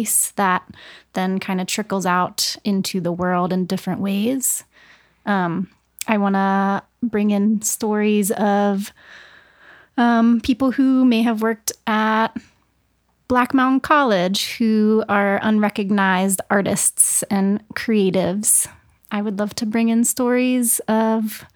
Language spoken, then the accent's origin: English; St. Marys, Georgia, United States; moved away; I'm from Georgia, I am from a southern coastal town in Georgia called St. Mary's.